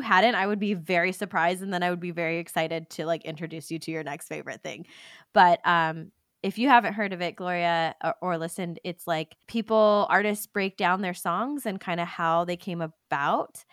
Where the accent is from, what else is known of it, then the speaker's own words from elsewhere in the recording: California, United States; we're from California